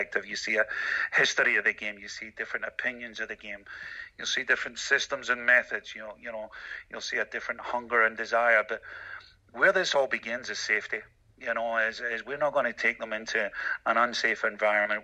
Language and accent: English; Glasgow, Scotland, United Kingdom; moved away; as a 12-year-old high school student in Scotland, in Glasgow, Scotland, growing up in Glasgow